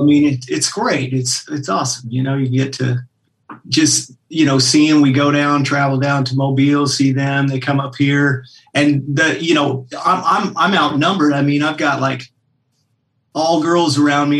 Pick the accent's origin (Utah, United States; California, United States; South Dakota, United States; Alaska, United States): Alaska, United States; Anchorage; moved away; I grew up in Anchorage, Alaska